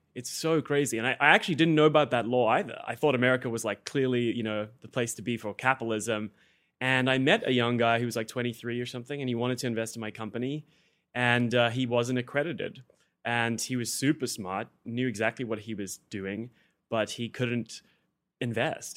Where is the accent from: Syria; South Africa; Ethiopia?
South Africa; moved away as an adult; now in United States; I came from South Africa